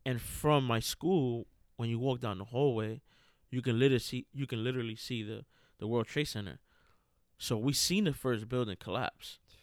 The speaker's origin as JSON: {"language": "English", "town": "New York City", "region": "New York", "country": "United States", "tie": "born or raised there", "moved": "yes", "lives_now": "Lancaster, Pennsylvania, United States", "said": "what I really remember the most about growing up in New York City was just being outside"}